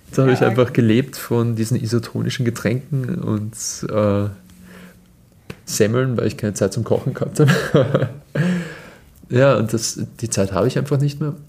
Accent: Austria; bei uns im Land

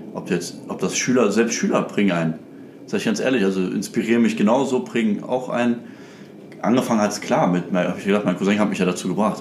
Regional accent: Krefeld, North Rhine-Westphalia, Germany; ich bin ja eigentlich aus Krefeld

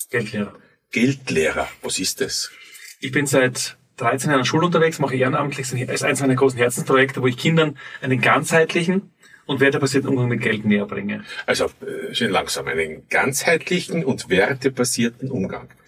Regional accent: Graz, Styria, Austria; born there; Ich bin in Graz geboren, 1977

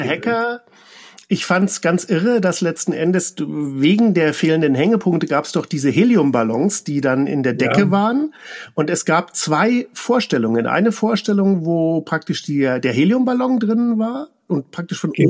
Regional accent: Nuremberg, Bavaria, Germany; Ich komme ja auch aus Nürnberg

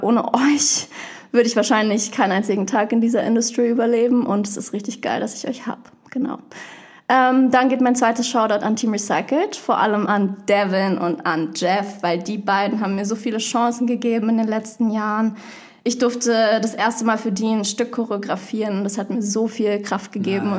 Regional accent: Berlin, Germany; ich komme aus Berlin. Ich bin oh. da auch aufgewachsen

